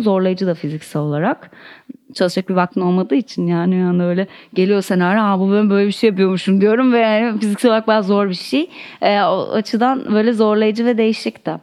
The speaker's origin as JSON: {"language": "Turkish", "region": "Istanbul", "country": "Turkey", "tie": "born or raised there", "said": "çocukluğum İstanbul'da geçti"}